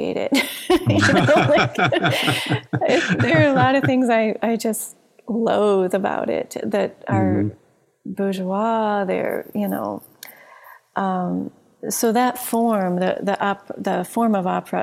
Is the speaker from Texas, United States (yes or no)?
no; Ohio, United States; I grew up in Ohio.